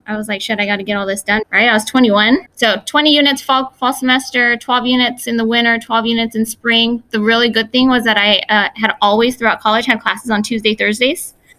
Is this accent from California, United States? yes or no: yes; Fresno, California, United States; I was born here in Fresno, um, here in the Central Valley